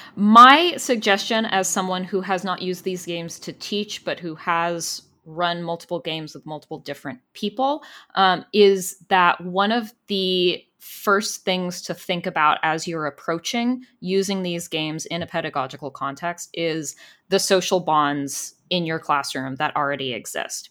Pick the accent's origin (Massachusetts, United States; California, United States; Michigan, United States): California, United States; growing up in California